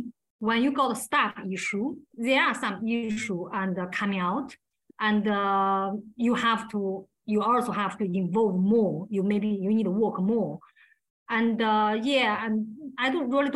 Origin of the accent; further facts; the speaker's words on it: China; English is a second language; moved away as an adult; now in England; I grew up in China, like 24 years